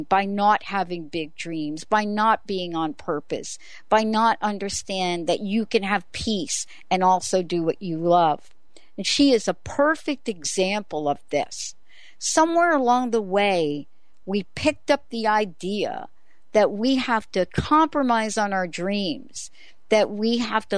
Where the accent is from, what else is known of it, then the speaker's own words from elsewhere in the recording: New York City, New York, United States; a kid growing up in the Bronx, being in the projects of New York City